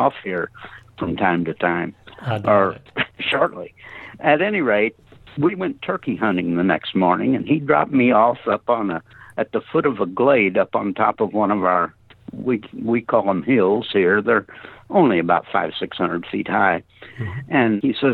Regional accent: Missouri, United States; Fell into a very sizable and energetic practice here in my hometown

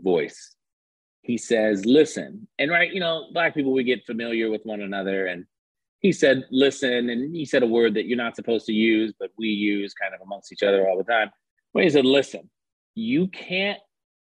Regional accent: California, United States; I grew up in California

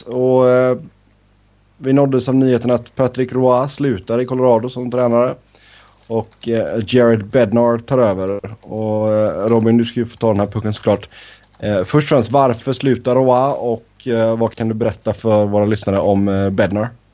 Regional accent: Sweden; moved away as an adult; now in Cincinnati, United States; jag var hemma i Sverige en sväng

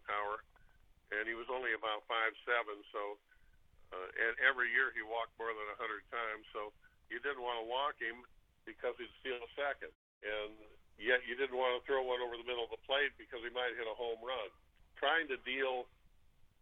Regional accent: Los Angeles, California, United States; moved away; It was in my hometown

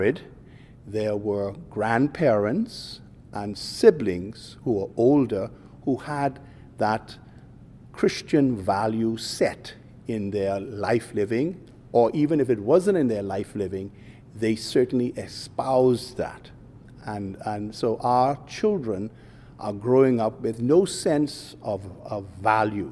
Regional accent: Bahamas; I grew up in the Bahamas of yesteryear

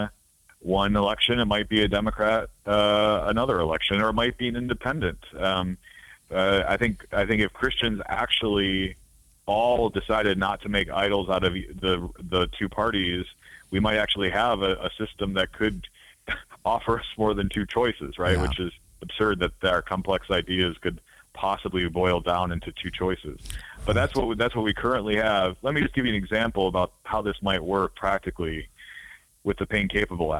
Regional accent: Wisconsin, United States; moved away as an adult; also born or lived in East Coast; now in New York, United States; I grew up in Wisconsin, so I moved out to the East Coast far after that.

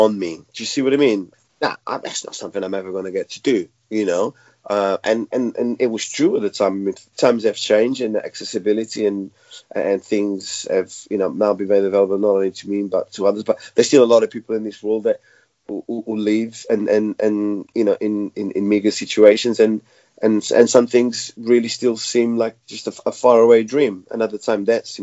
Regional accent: Portugal; also born or lived in Mozambique; now in London, United Kingdom; I was born in Mozambique, raised in Portugal

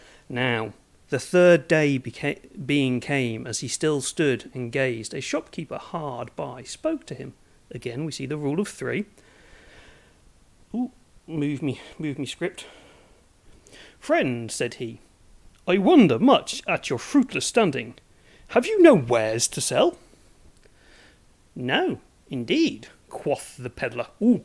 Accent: Norfolk, East of England, United Kingdom; also born or lived in Suffolk / Nottingham / Manchester / Japan; So I'm from Norfolk originally. Well, yes and no. I moved around a lot. I was born in Suffolk, went up to Nottingham, moved to Norfolk, went to Manchester, moved to Norfolk, moved to Japan, moved to Norfolk, moved to Manchester.

